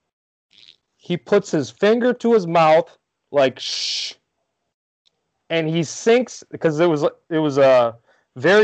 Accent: Rockford, Illinois, United States; he's from my hometown

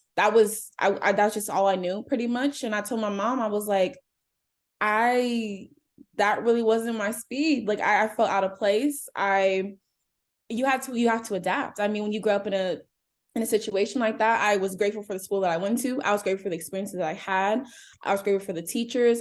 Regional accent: Cincinnati, Ohio, United States; I am a native of Cincinnati, Ohio. I grew up in Anderson Township

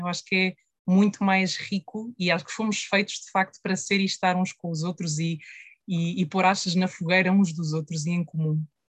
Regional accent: Portugal; a nossa história também como, como portugueses e como portuguesas

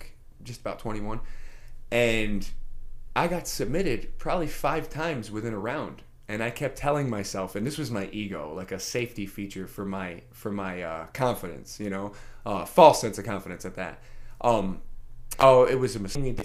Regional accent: New York City, New York, United States; moved away; also born or lived in Queensbury; I was brought up in the Bronx, you know, in a public school, PS 83.

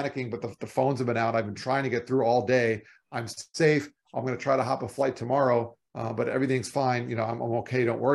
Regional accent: Florida, United States; moved away; I'm from Florida

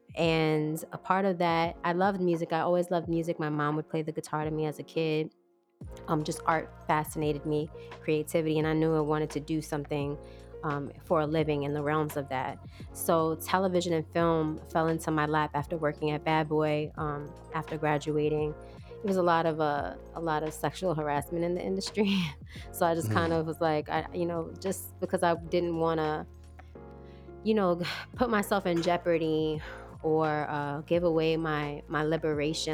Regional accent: New York, United States; I'm from New York, and I trained in New York

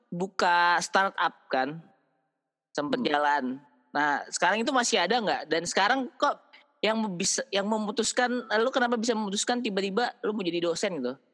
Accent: Jakarta, Indonesia; born there; Terus udah gitu, gue lahirnya di Jakarta.

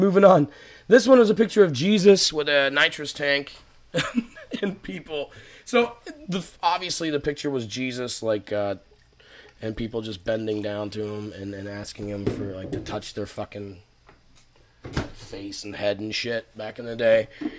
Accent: Massachusetts, United States; now in Atlanta, United States; I'm from Massachusetts.

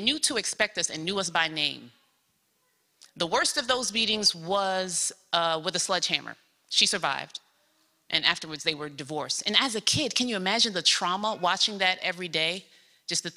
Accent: New York City, New York, United States; I was born in South Jamaica, Queens, New York, in a neighborhood flooded with drugs and violence

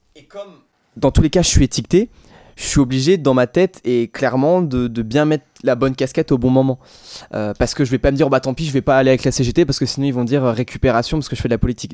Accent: Loir-et-Cher, Centre-Val de Loire, France; also born or lived in Tours; je suis du Loir-et-Cher

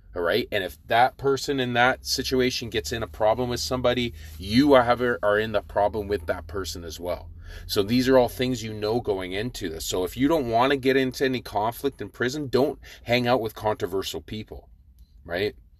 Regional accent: Victoria, British Columbia, Canada; growing up in Victoria.

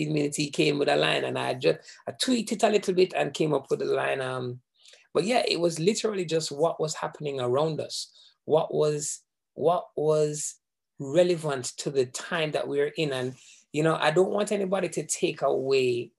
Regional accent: Jamaica; moved away; I am Jamaican, born, bred, everything Jamaican

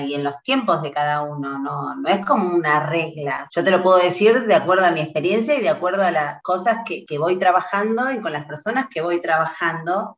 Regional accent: Trelew, Chubut, Argentina; now in Buenos Aires, Argentina; oriunda de Trelew, Chubut, Patagonia, Argentina

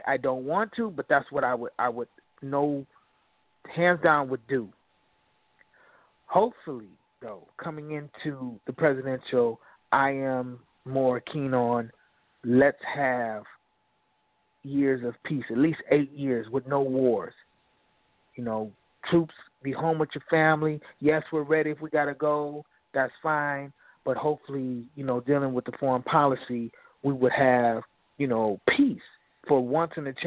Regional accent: Aurora, Illinois, United States; my hometown, Aurora

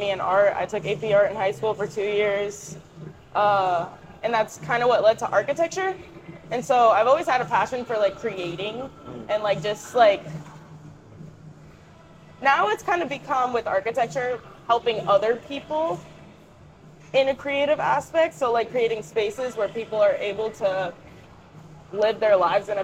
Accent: Clearwater, Florida, United States; I'm from Clearwater, Florida.

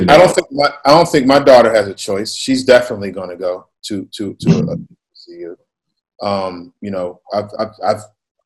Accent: Pittsburgh, Pennsylvania, United States; moved away as an adult; I never left Pittsburgh

